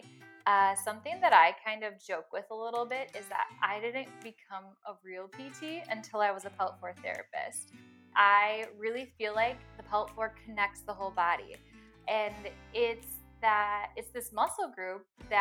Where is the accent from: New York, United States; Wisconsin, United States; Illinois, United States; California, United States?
Wisconsin, United States; Green Bay; also born or lived in Alabama / Milwaukee area, Wisconsin; I was originally born in Alabama, but I moved at a very young age up to Wisconsin with my family. And moved to the Green Bay area. So I'm originally from Green Bay